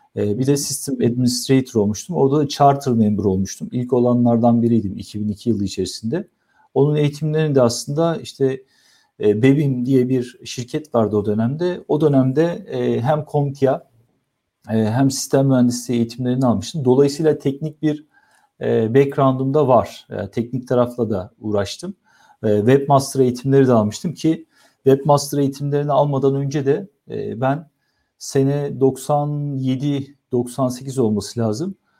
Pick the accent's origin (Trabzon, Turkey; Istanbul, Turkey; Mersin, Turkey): Istanbul, Turkey; 1979 yılında İstanbul'da doğdum